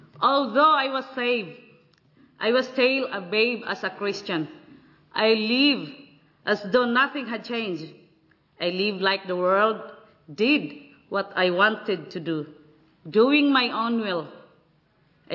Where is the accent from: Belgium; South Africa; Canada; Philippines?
Philippines; from Philippines.